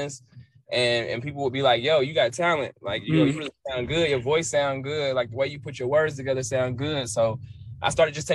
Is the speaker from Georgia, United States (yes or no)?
yes; Cartersville, Georgia, United States; I'm from Cartersville, Georgia